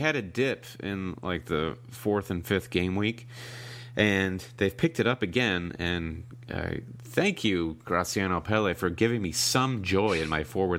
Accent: United States; I'm so American.

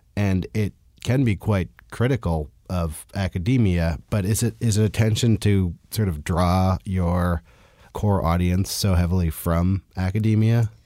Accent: California, United States; now in New York, United States; I'm also from California, and I remember that when I, when I first moved to New York

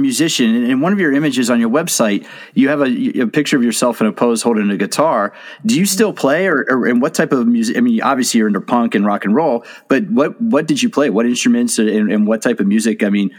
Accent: Washington, District of Columbia, United States; I grew up in the Washington DC area in the 80s.

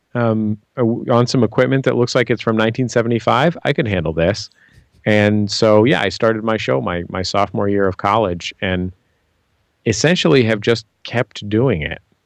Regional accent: San Francisco, California, United States; I'm from San Francisco

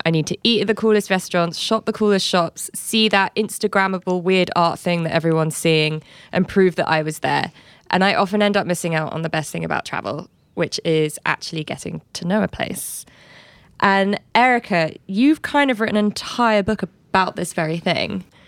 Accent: London, United Kingdom; I'm from London.

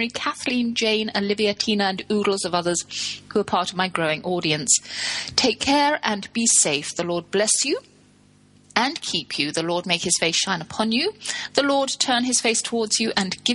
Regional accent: England, United Kingdom; also born or lived in Texas; now in London, United Kingdom; I'm English

